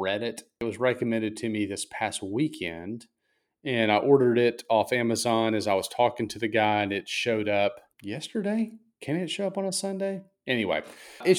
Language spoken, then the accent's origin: English; Mississippi, United States; I'm obviously from Mississippi